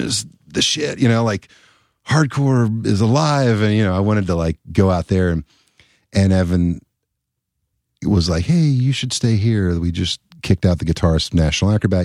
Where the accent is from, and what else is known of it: Elizabethtown, Kentucky, United States; born or raised there; also born or lived in Louisville, Kentucky